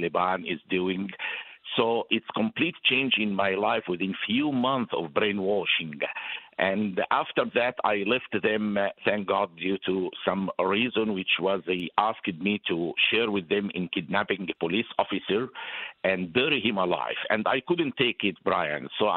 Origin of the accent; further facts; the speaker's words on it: Cairo, Cairo Governorate, Egypt; moved away as an adult; I was born in Cairo, Egypt, for a very secular family